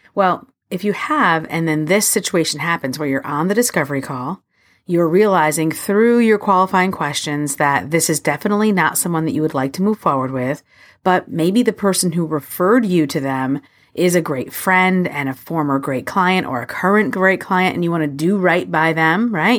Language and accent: English; New York City, New York, United States; I'm a New Yorker